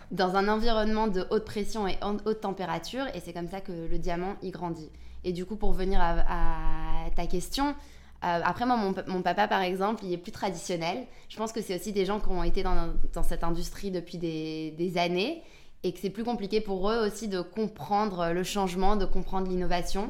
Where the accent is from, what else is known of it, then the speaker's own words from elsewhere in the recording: Antwerp, Flanders, Belgium; moved away as an adult; also born or lived in London; je viens aussi d'Anvers, d'une famille diamantaire. Donc mon papa, il est diamantaire à Anvers. À 18 ans, pareil, j'ai bougé à Londres